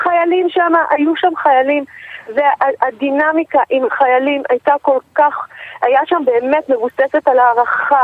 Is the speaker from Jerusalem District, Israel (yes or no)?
yes; Jerusalem, Jerusalem District, Israel; moved away; אני גדלתי בירושלים.